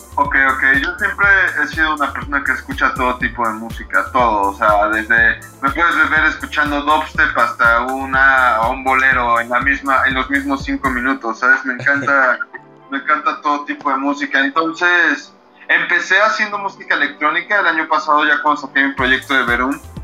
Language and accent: Spanish; Mexico; nosotros como artistas mexicanos